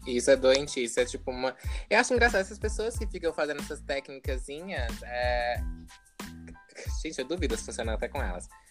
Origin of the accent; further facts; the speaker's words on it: Piauí, Brazil; moved away as an adult; now in Australia; eu nasci no meio do mato, no Piauí. É, é estudei em escola pública